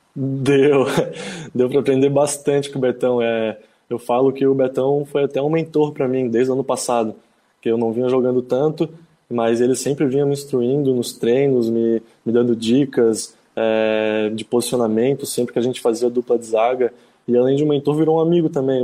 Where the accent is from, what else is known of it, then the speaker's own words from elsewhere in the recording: Florianópolis, Santa Catarina, Brazil; Sou manezinho da ilha, torcedor havaiano